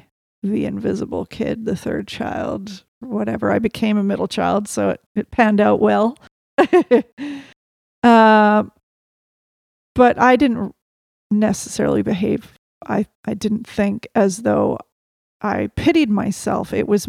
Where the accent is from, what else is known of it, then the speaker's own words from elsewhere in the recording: Little River, Canterbury, New Zealand; born there; I was born in Little River outside a town called Lincoln in New Zealand.